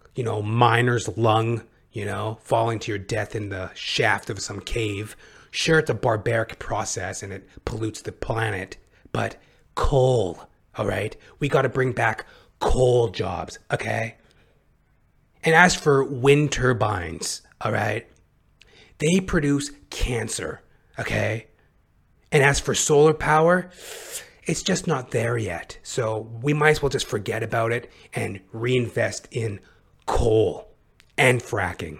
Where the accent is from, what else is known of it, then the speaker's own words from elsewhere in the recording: Canada; as a Canadian